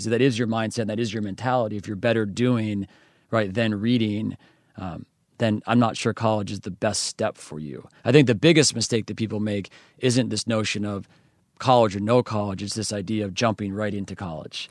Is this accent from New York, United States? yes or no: yes; western New York, United States; I grew up in a small country town. It's not even a town, it's actually called a hamlet